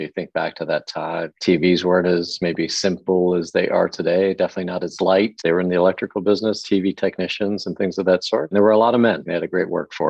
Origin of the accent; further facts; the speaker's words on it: Toronto, Ontario, Canada; moved away as an adult; also born or lived in England / Buffalo / Chicago / New York area; now in New York, United States; Yeah, actually, I was born in England, spent the first 5-6 years of my life there, and then moved to Canada with my family and grew up there, spent the next 20 years or so in the Toronto area. I went to college in Toronto as well